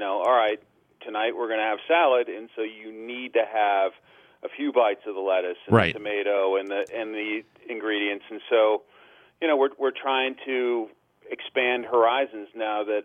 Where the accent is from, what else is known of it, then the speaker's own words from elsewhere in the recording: Westfield, New Jersey, United States; now in Washington, D.C., United States; my classmates in Westfield, New Jersey